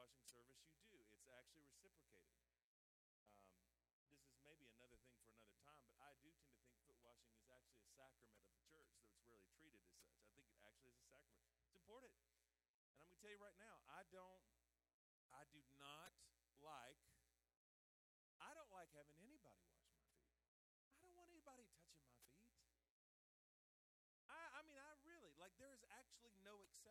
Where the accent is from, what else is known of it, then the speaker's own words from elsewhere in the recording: the South, United States; I'm from the South